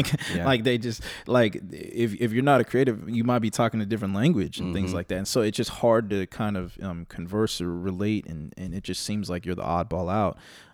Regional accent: California, United States; because I'm from the East Bay, born and raised.

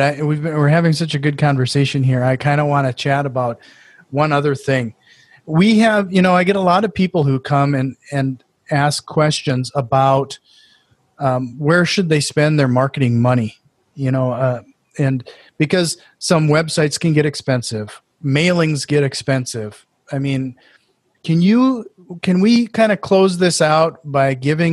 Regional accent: Norway; accent: Norwegian; my Norwegian accent

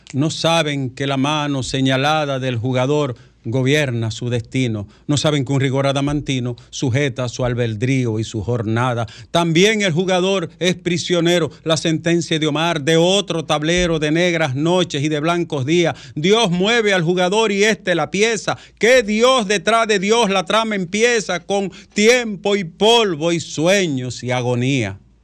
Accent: Bonao, Monseñor Nouel, Dominican Republic; moved away; en mi caso de mi pueblo Bonao

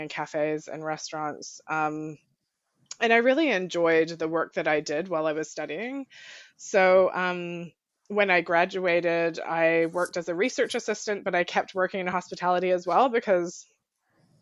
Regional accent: Colorado, United States; born or raised there; also born or lived in New Zealand

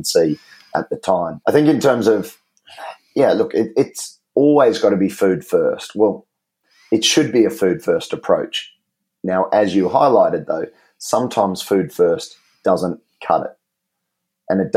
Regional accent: Australia; I'm not a kiwi. I'm an Aussie

